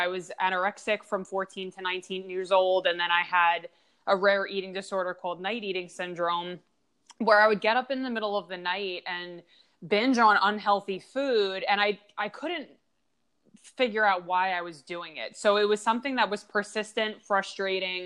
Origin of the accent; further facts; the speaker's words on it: Long Island, New York, United States; I grew up in Long Island